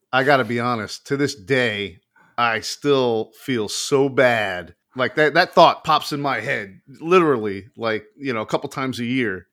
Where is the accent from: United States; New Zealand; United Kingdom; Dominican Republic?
United States; South Florida; We grew up in South Florida